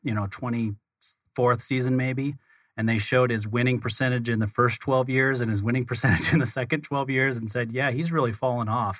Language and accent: English; Utah, United States; we're both from Utah